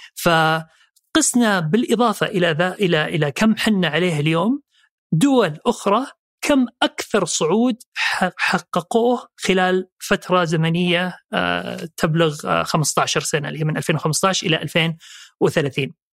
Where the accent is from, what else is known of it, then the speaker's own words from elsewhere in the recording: Jeddah, Makkah Province, Saudi Arabia; also born or lived in Riyadh / Eastern Province / London / Dubai; مولود في الرياض وأول انتقال في حياتي كان لجدة وهناك تربيت